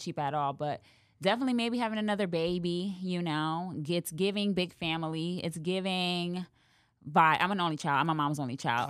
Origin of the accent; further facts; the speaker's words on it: New York City, New York, United States; moved away as an adult; now in Dallas, United States; growing up in the Bronx and growing up poor